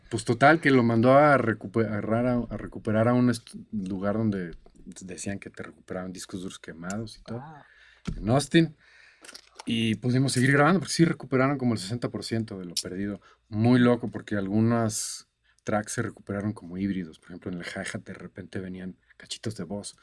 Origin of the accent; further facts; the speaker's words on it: Cancún, Quintana Roo, Mexico; moved away; also born or lived in Boston, United States / Monterrey, Mexico / Los Angeles, United States; yo crecí en Cancún